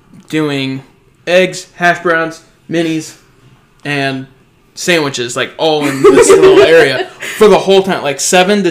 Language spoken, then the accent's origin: English; Danville, United States; when I was growing up in Danville, which is predominantly a white place, and, like, also, like, a farmer place and also a construction place.